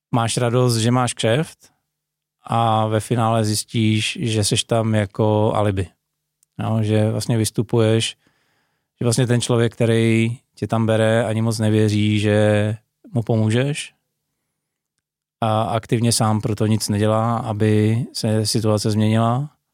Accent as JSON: {"language": "Czech", "country": "Czechia"}